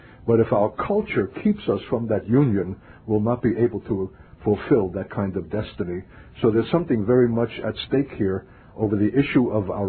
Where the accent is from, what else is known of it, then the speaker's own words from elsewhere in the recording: New York, United States; also born or lived in Berkeley, California / northern Minnesota; now in Minnesota, United States; I'm a New Yorker by birth.